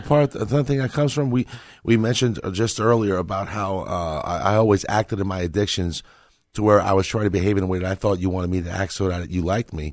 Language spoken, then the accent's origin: English; Northeast, United States; I come from the Northeast